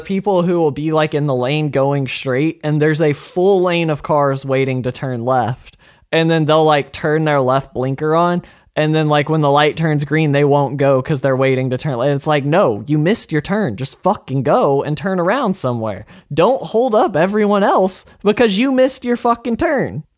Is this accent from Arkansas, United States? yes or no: yes; Arkansas, United States; we're from Arkansas